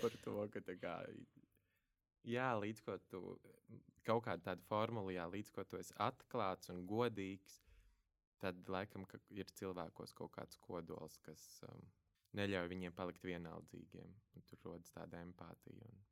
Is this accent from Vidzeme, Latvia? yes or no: no; Valmiera, Valmiera Municipality, Latvia; es no Valmieras, mazas pilsētas, ar vecākiem robežsargiem, vienīgais bērns ģimenē